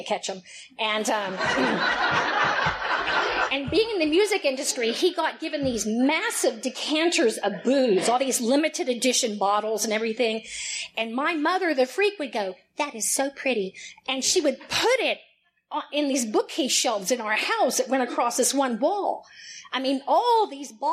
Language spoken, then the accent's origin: English; Houston, Texas, United States; accent: twang; I am born and raised in Houston, Texas